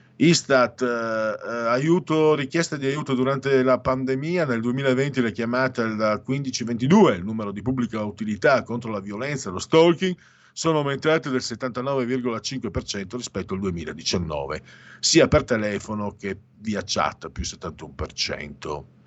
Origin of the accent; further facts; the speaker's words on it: Veneto, Italy; accent: Venetian; noi veneti